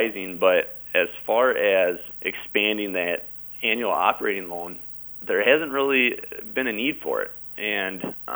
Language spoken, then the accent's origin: English; Lake Crystal, Minnesota, United States; I'm from Lake Crystal, Minnesota. I grew up just about 5 miles south of town here